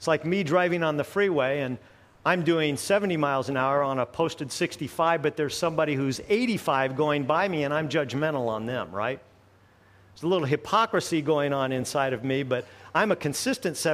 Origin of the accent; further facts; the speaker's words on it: United States; as an American